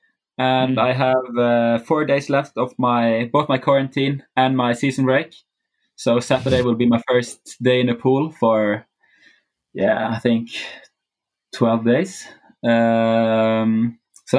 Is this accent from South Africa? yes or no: no; Bergen, Vestland, Norway; Bergen, my hometown